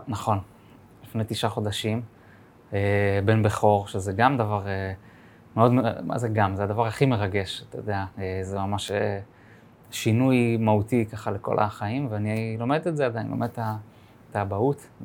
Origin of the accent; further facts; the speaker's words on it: Jerusalem, Jerusalem District, Israel; born or raised there